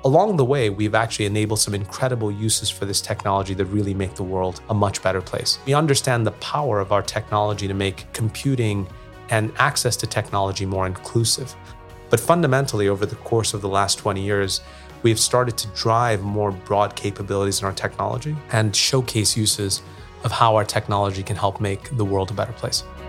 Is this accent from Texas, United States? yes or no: no; New York, United States; moved away; I grew up in New York